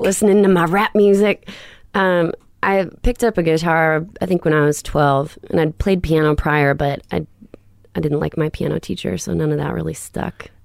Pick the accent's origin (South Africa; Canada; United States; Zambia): United States; Illinois; now in Nashville, United States; tiny little town, um, like three thousand six hundred people. And it was just three and a half hours west of Chicago. So it was on the Mississippi